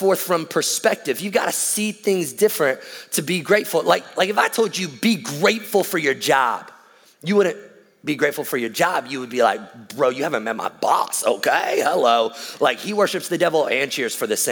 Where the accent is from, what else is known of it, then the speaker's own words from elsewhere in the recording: the South, United States; we're from the South